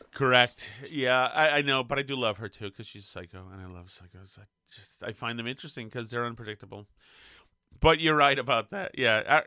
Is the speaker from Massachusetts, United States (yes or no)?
yes; Winchester, Massachusetts, United States; I'm a spoiled fatty from fucking Winchester, Massachusetts